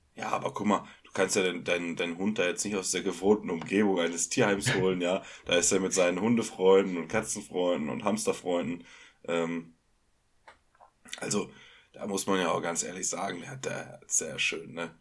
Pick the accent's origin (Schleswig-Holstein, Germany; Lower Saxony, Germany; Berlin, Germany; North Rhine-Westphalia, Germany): North Rhine-Westphalia, Germany; Ruhr area; wir kommen aus dem, aus dem Ruhrgebiet